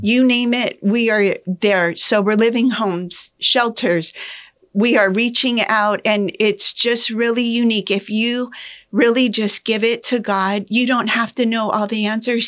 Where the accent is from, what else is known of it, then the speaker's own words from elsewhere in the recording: Pinal County, Arizona, United States; I was born and raised in Pinal County